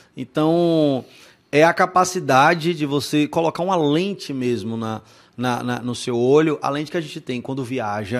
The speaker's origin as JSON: {"language": "Portuguese", "town": "Salvador", "region": "Bahia", "country": "Brazil", "tie": "born or raised there", "said": "A gente é de Salvador."}